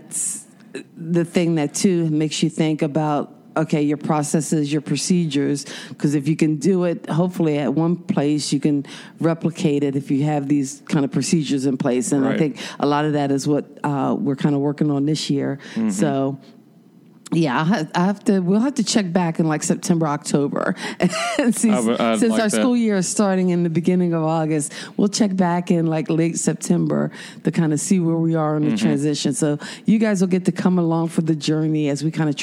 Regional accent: Philadelphia, Pennsylvania, United States; now in Statesville, United States; I'm the northerner. I'm the Philly girl. I grew up on Dunkin' Donuts.

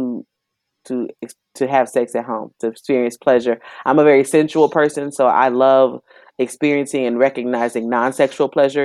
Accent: Dallas, Texas, United States; also born or lived in Houston; I was born in Dallas and mostly raised in Dallas. High school here, college in Houston. So I'm a Texan all day

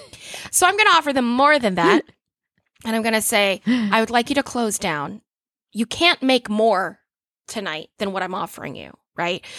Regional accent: Orlando, Florida, United States; it's my hometown. I'm very Orlando.

